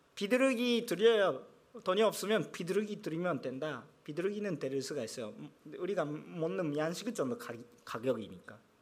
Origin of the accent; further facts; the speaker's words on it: Japan; 제가 일본이니까